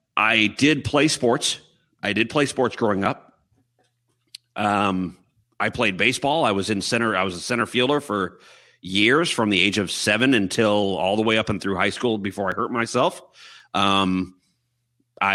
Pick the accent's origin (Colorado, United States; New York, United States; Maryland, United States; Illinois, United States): Illinois, United States; Chicago; I was born and raised here in Chicago, in the suburbs of Chicago, about 45 minutes from the city, northwest